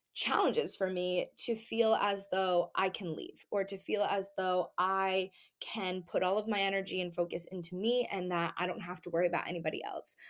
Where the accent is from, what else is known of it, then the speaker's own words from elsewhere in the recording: New England, United States; all of my family is here in Massachusetts, Rhode Island, like everybody is here